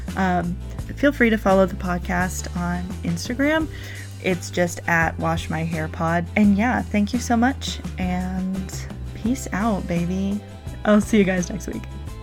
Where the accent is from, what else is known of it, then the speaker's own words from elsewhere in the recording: North Carolina, United States; now in South Carolina, United States; I am from North Carolina, but I currently live in South Carolina with my wife.